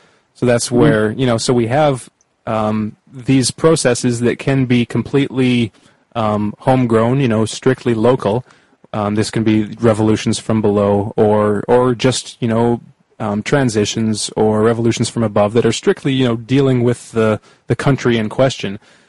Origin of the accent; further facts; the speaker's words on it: Canada; And like I'm Canadian, and we now have in Canada like a foreign minister